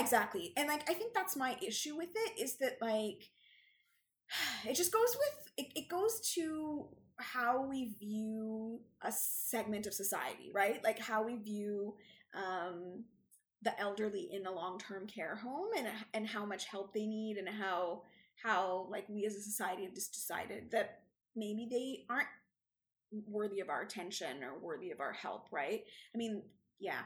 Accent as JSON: {"language": "English", "country": "Canada", "said": "we're Canadian"}